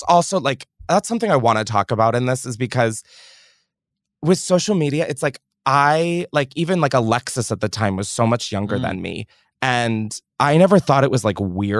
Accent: Australia; accent: Australian; I'm just saying in terms of my Australian accent. It is going to fly left and right, and it's going to come in and out just like that.

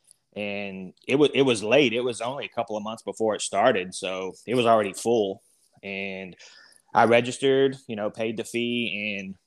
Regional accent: Texas Panhandle, United States; also born or lived in Oklahoma; I was born in Oklahoma and actually grew up up in a little town up in the Panhandle, Texas

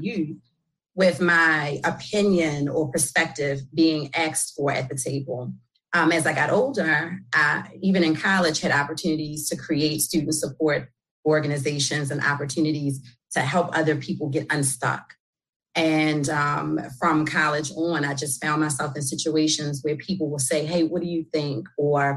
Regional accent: Baltimore, Maryland, United States; accent: New York; I'm born and raised in Baltimore, West Baltimore. Although I'm often told I have like this New York accent

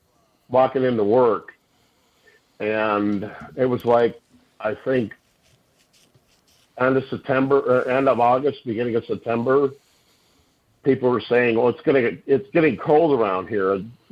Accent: Minnesota, United States; No, I'm from Minnesota. Why should I be cold?

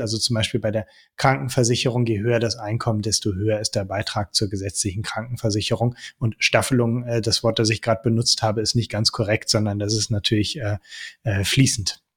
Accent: Netherlands; now in Germany; ich bin auch in den Niederlanden aufgewachsen

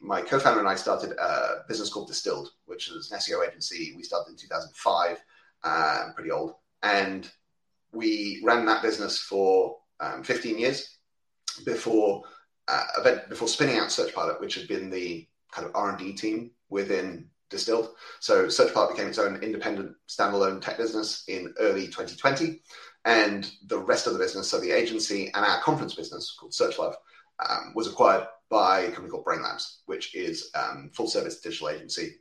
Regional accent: United Kingdom; I'm a Brit based in uh, just outside London

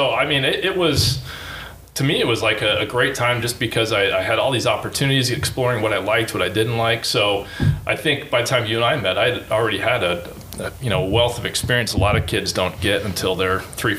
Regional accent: Chicago, Illinois, United States; born there; And when I was born in Chicago and only lived there for a year, so no memories of that.

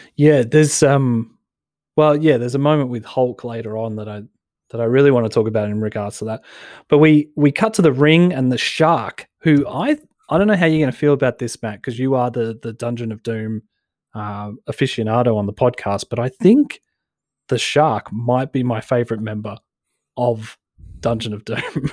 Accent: Broadmeadows, Victoria, Australia; I'm from Broadmeadows

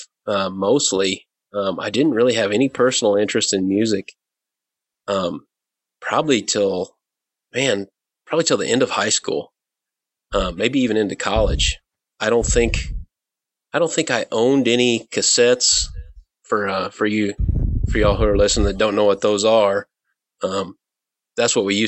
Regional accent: Indiana, United States; moved away; I grew up in Indiana

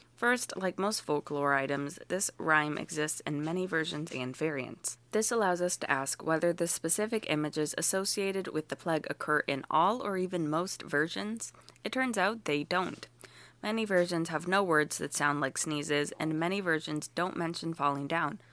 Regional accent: United States; I am too American

